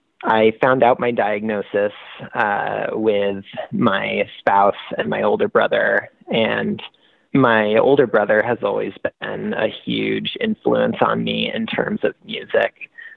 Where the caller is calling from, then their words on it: Washington, United States; And I'm calling from the University of Washington Medical Center.